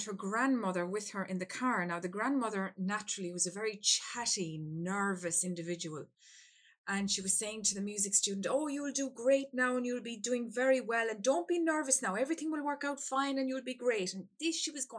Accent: Ireland; I'm from Ireland

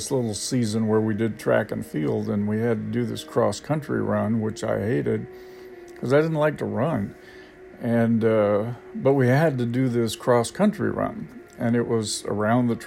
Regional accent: United States; now in Thailand; I have gotten much, much more patient than I used to be when I first got here because I came from America where everything is fast and time is money

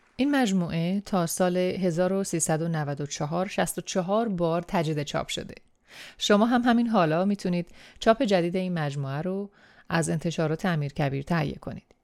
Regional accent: Iran; first language Persian; moved away as an adult; چند سالی هست که به دور از خاکی که درش به دنیا اومدم زندگی می‌کنم

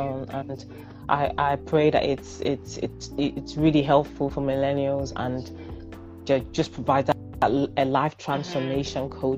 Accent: Nigeria; I'm Nigerian.

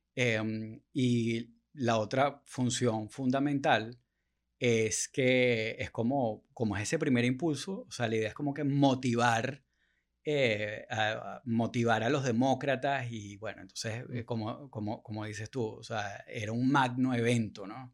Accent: Venezuela; uno como venezolano

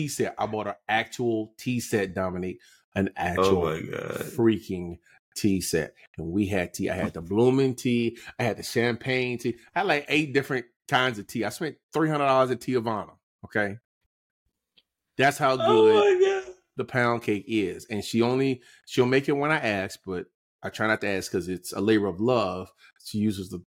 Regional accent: North Carolina, United States; I was raised in North Carolina.

